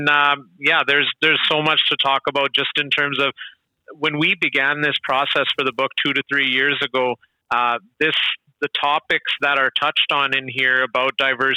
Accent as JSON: {"language": "English", "town": "Brooks", "region": "Alberta", "country": "Canada", "tie": "born or raised there", "also_born_or_lived": "Wetaskiwin, Alberta", "said": "my entire experience growing up in Southern Alberta"}